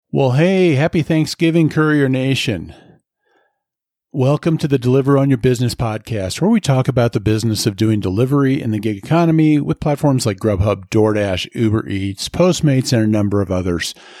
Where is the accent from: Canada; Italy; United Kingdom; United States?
United States; Nebraska; moved away as an adult; now in Colorado, United States; I love where I grew up. I love my home state